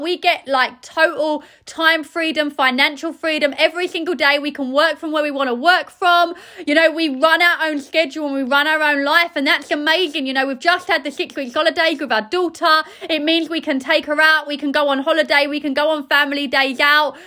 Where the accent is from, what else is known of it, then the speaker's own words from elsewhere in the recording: Essex, East of England, United Kingdom; I'm from Essex